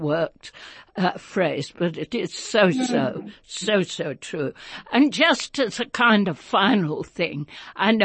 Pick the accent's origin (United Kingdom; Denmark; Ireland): United Kingdom; London; moved away; I grew up in World War II in London